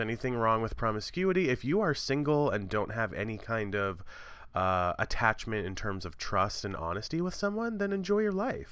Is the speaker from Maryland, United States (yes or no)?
yes; Western Maryland, United States; born or raised there